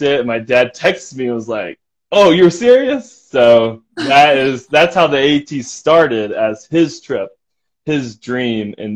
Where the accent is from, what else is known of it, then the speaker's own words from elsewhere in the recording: Pell City, Alabama, United States; moved away as an adult; now in Logan, Utah, United States; I'm from Alabama, a little town called Pell City, and I grew up there and then moved away to go to college here in Logan when I turned 21